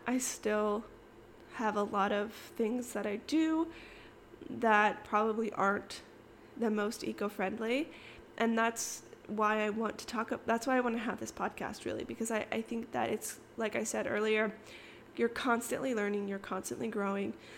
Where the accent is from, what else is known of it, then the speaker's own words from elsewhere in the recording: Kansas, United States; moved away as an adult; also born or lived in Arizona; now in Austin, United States; I was born in Kansas. I, I lived in Arizona for a few years, moved back to Kansas. And I basically lived in Kansas up until I moved